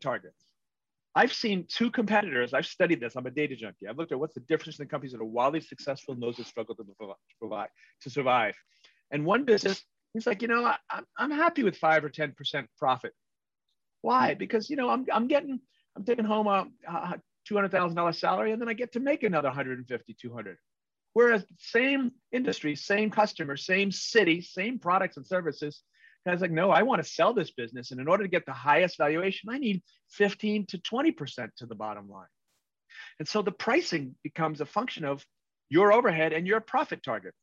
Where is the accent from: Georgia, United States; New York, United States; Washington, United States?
New York, United States; New York City; I'm an Irish Catholic from Queens